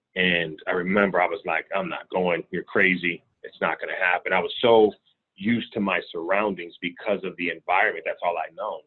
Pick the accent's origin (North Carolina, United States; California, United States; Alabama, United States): California, United States; Richmond; born and raised in Richmond, California.